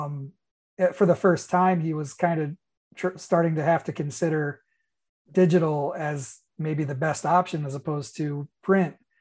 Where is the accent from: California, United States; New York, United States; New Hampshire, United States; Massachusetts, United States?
New York, United States; moved away as an adult; also born or lived in Florida; I lived in a part of New York where it took us a really long time to get cable